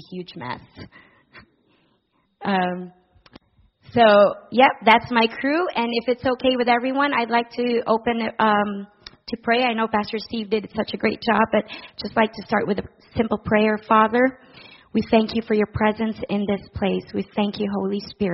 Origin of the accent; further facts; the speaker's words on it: Philippines; moved away as an adult; now in Guelph, Canada; I was born and raised in the Philippines